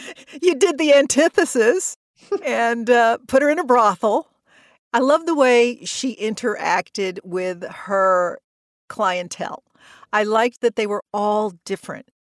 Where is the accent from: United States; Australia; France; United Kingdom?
United States; the South; moved away; I grew up in the South